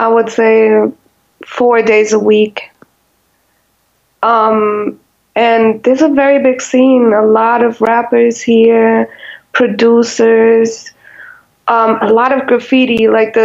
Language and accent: English; Heidelberg, Baden-Württemberg, Germany; English is a second language; moved away as an adult; now in Berlin, Germany; I'm not originally from Berlin. I'm from a small city called Heidelberg, which is like in the southwest of Germany